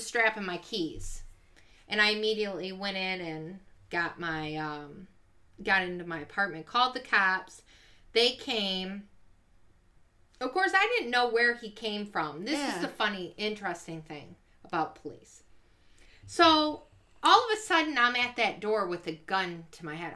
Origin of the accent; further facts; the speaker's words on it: Ypsilanti, Michigan, United States; We moved to Ypsilanti